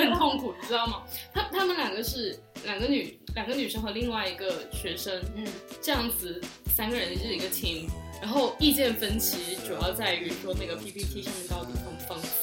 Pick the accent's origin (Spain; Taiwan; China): China; moved away; 只有我一个是 中国人，就是不是美国人